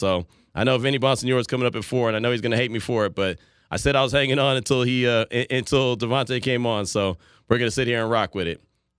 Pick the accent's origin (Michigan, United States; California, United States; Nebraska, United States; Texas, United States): California, United States; Bay Area; I'm a guy from the Bay Area, so I know all about EPA.